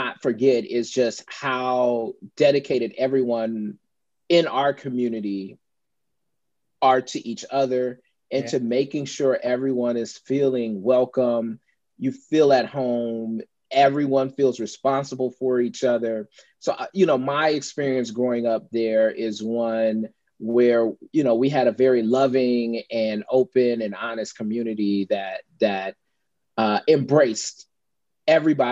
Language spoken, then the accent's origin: English; Louisiana, United States; also born or lived in Chicago north suburbs, Illinois; I spent the majority of my formative years. Yeah, growing up in the state of Louisiana. And that's what I call home.